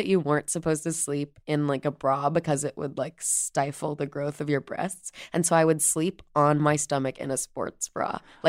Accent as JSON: {"language": "English", "town": "Chicago", "region": "Illinois", "country": "United States", "said": "I'm from the South Side of Chicago."}